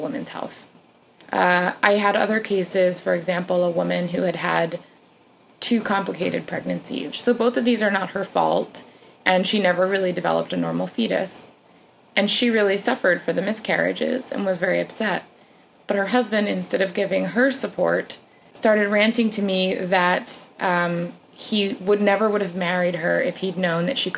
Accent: New York, United States; I'm a New Yorker

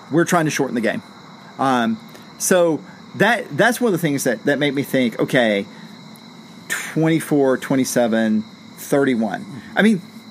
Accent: Blackshear, Georgia, United States; also born or lived in Athens, Georgia; my hometown

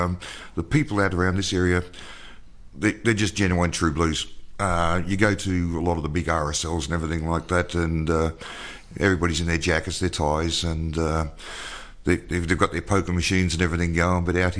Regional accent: Coffs Harbour, New South Wales, Australia; I'm from Coffs Harbour.

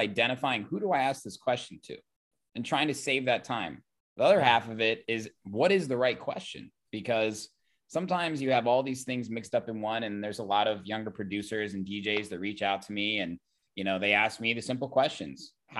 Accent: Oakland, California, United States; I'm from Oakland. Music. This ain't San Fran, baby.

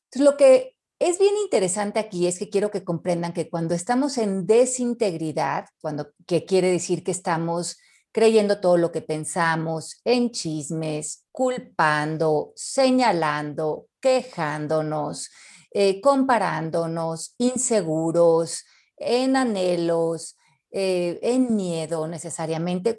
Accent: Mexico; los mexicanos somos divinos

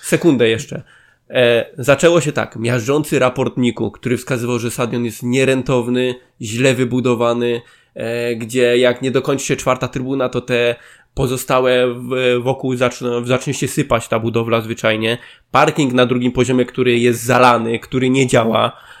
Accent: Zabrze, Silesian Voivodeship, Poland; u nas w Zabrzu

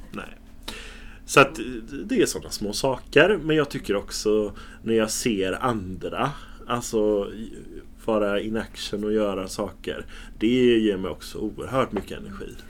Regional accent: Gothenburg, Västra Götaland, Sweden; Jag är uppvuxen i centrala Göteborg, i Haga, i Majorna.

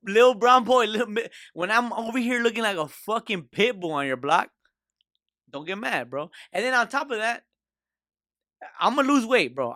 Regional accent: Lynwood, California, United States; now in Downey, United States; I'm from Linwood. You know, my heart stays in Linwood

